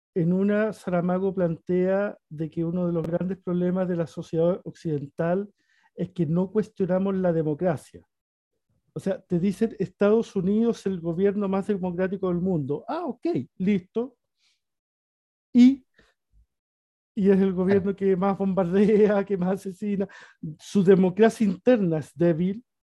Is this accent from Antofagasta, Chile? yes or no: yes; Antofagasta, Chile; yo soy antofagastino